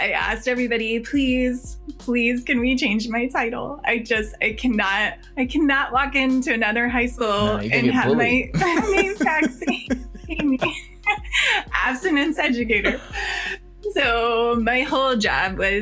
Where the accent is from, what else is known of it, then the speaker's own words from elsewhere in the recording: Chicago Heights, Illinois, United States; moved away; I'm from Chicago.